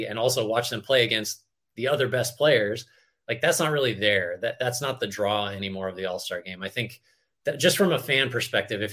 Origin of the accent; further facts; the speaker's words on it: California, United States; growing up in California